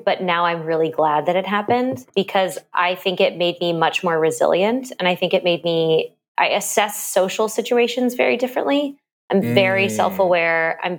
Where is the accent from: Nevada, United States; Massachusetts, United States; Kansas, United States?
Kansas, United States; born there; also born or lived in Missouri / Oklahoma / Illinois; I was born in Kansas, and then we moved to Missouri, and then Oklahoma, and then Illinois